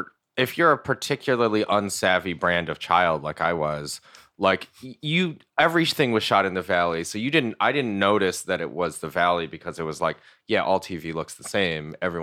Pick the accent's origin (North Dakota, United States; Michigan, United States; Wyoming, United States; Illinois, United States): Michigan, United States; Ann Arbor; when you grow up in the Midwest, especially because I grew up near in Ann Arbor.